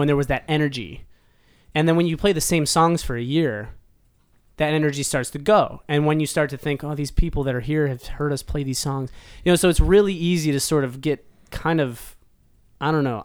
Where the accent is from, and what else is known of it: Cleveland, Ohio, United States; born or raised there; now in Nashville, United States